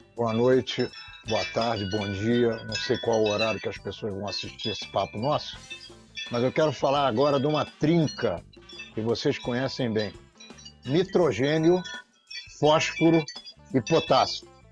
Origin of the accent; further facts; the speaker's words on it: Rio de Janeiro, Brazil; eu, judeu, que nasci em Copacabana, no Rio de Janeiro